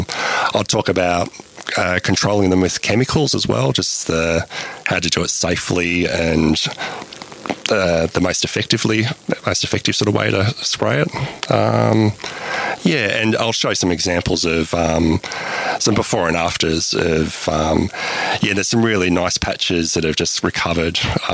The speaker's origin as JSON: {"language": "English", "town": "Melbourne", "region": "Victoria", "country": "Australia", "moved": "yes", "lives_now": "Alice Springs, Australia", "said": "I'm originally from Melbourne, and yeah, when I first came to Alice Springs"}